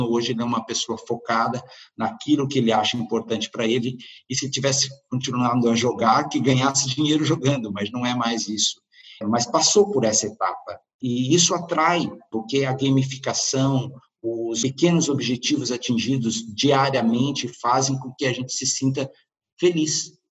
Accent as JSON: {"language": "Portuguese", "country": "Brazil", "moved": "yes", "lives_now": "Porto, Portugal", "said": "Eu me lembro que eu me mudei do Brasil para Portugal, para o Porto, em outubro do ano passado."}